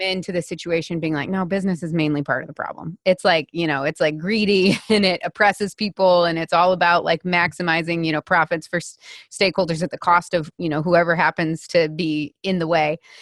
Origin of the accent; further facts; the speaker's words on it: United States; I'm an American woman